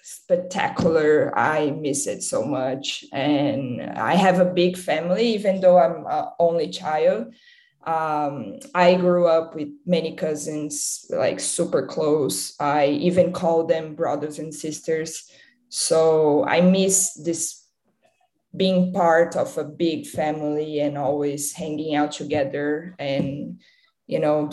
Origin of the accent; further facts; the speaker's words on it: Campinas, São Paulo, Brazil; moved away as an adult; also born or lived in Carmo do Rio Claro, Brazil; now in Los Angeles, United States; I went to live in Campinas when I was four. And I spent my whole childhood there